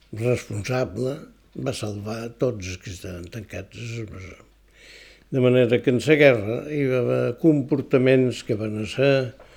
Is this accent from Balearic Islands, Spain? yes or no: yes; Es Migjorn Gran, Balearic Islands, Spain; Jo vaig néixer a Mitjorn